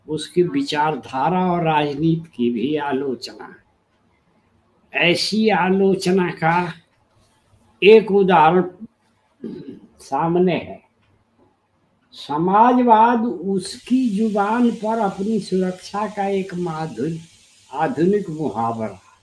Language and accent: Hindi; Chhapra, Bihar, India; also born or lived in Varanasi; जयप्रकाश जी मेरे जिले के थे छपरा के बिहार के